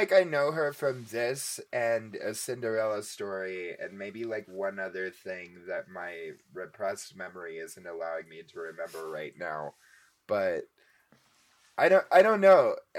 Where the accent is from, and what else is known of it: Texas, United States